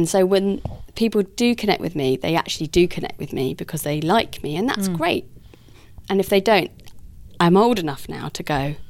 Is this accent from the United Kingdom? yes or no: yes; Guildford, South East England, United Kingdom; accent: fancy; because I'm from Guildford, I sound fancy.